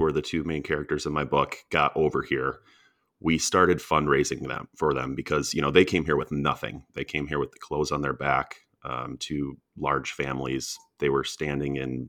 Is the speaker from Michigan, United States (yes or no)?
yes; Ann Arbor, Michigan, United States; I grew up in Ann Arbor, Michigan